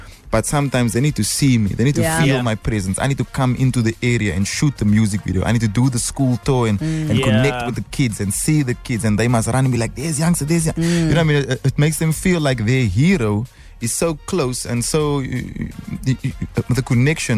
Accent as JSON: {"language": "English", "town": "Cape Town", "region": "Western Cape", "country": "South Africa", "tie": "born or raised there", "said": "I'm from Cape Town"}